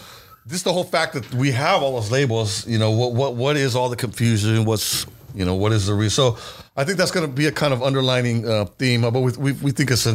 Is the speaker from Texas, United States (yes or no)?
no; Modesto, California, United States; I'm an American. We're all Americans here, right? We're all born here in the United States. But we identify a lot of us as Mexicans, American